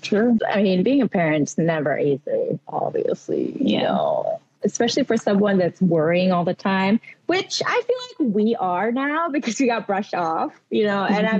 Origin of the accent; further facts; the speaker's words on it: Philippines; accent: Filipino; I speak English but with a Filipino accent.